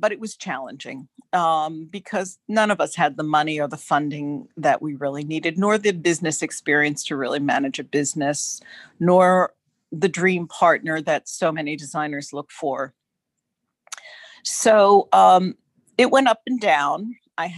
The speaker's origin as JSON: {"language": "English", "area": "North Bergen", "region": "New Jersey", "country": "United States", "tie": "born or raised there", "said": "I was born in New Jersey, raised in Northburg, New Jersey, right across the river from Manhattan"}